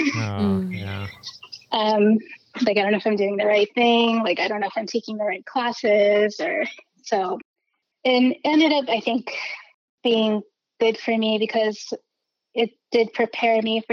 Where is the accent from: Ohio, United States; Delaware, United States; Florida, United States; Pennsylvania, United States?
Pennsylvania, United States; a suburb outside of Philadelphia; moved away as an adult; now in New York, United States; I grew up in a suburb outside of Philly